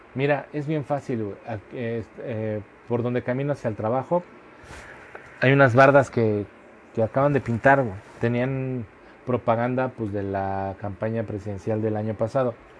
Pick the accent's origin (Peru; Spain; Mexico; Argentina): Mexico; todos como sociedad mexicana